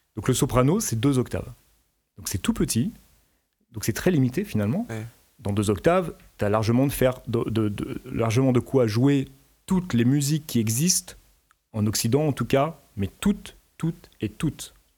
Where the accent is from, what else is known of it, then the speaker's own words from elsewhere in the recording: France; je suis français.